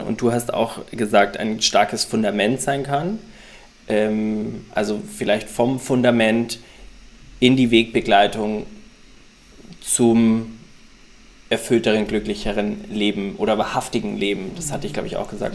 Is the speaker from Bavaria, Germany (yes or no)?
yes; Ingolstadt, Bavaria, Germany; now in Hamburg, Germany; zu Hause in meiner Heimat in Ingolstadt